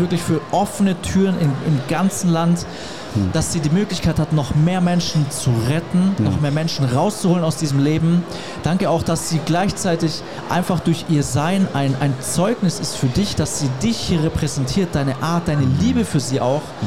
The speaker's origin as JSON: {"language": "German", "country": "Germany", "said": "als Deutscher, der noch nie in Afrika war"}